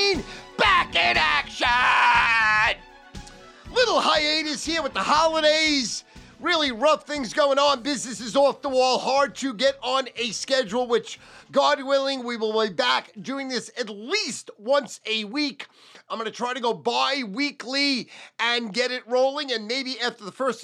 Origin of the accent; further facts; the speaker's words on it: Brooklyn, Long Island, New York, United States; when I came from Brooklyn to Long Island, how I got beat up because I was a Jew